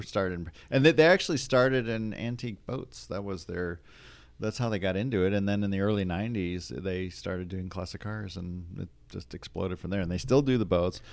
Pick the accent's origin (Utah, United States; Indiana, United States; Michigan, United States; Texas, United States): Michigan, United States; Detroit; I grew up in the Detroit area